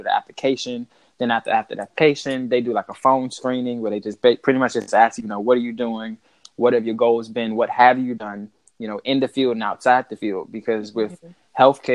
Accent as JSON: {"language": "English", "town": "Largo", "region": "Maryland", "country": "United States", "also_born_or_lived": "Virginia (757 area)", "moved": "yes", "said": "I'm originally from PG County, Maryland, over in, like, the Largo area. Moved down to the 75 around 2006"}